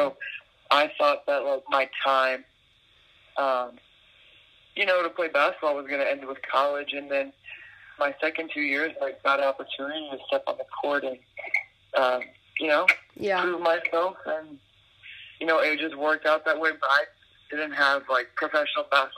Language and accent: English; New Orleans, Louisiana, United States; I'm from New Orleans